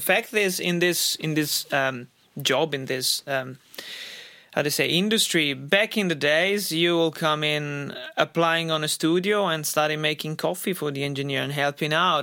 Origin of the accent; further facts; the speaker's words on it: Italy; moved away as an adult; also born or lived in Australia; now in United States; in my home country, in Italy, and I lived in Australia, and, and since I moved to Australia and then United States